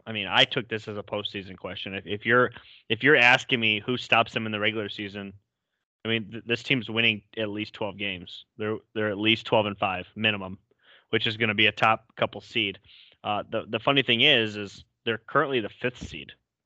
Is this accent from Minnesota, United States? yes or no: no; Detroit, Michigan, United States; I am from Michigan. Okay, I was born in Detroit.